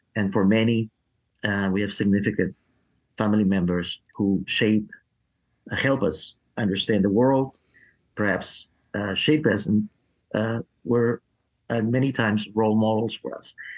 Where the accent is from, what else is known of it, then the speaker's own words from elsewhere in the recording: Peru; now in Nashville, United States; I, was born in Peru